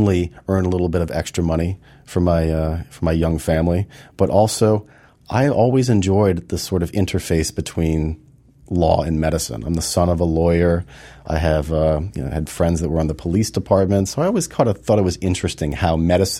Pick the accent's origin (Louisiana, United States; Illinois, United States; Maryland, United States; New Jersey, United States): Louisiana, United States; New Orleans; born or raised there; also born or lived in Houston